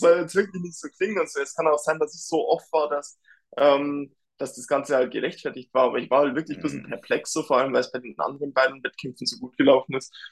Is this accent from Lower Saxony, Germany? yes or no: no; Dingolfing, Bavaria, Germany; bei der BMW hier in Dingolfing in meiner Heimat